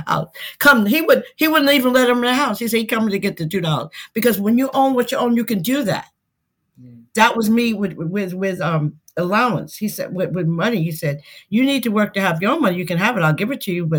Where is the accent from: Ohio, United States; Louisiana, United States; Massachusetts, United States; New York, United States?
New York, United States; Westbury; I'm originally from Westbury, Long Island